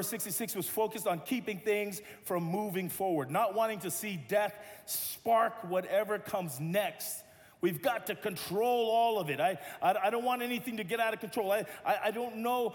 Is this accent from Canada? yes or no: no; Tonga; now in Los Angeles, United States; I'm Tongan